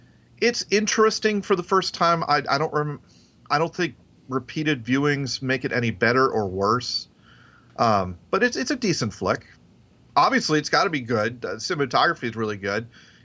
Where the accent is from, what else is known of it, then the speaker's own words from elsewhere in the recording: the South, United States; accent: Southern; And to me, my southern accent is fairly mild compared to, like Kim, my wife's, or even some of you guys.